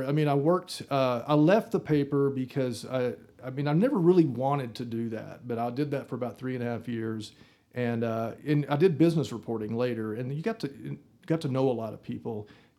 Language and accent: English; Wellington, Texas, United States; moved away as an adult; also born or lived in Austin, Texas; now in Amarillo, United States; I grew up in Wellington, Texas, which is 100 miles away. So Amarillo is sort of like home in that respect because we came to Amarillo all the time.